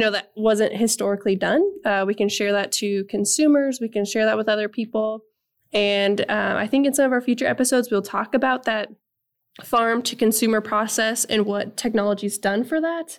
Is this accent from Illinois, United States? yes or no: no; Nebraska, United States; moved away; I am originally from Nebraska